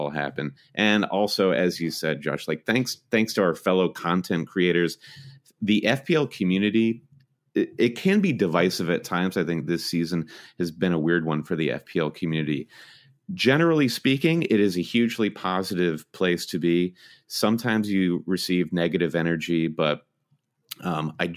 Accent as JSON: {"language": "English", "region": "Michigan", "country": "United States", "tie": "born or raised there", "said": "we're both Michigan natives"}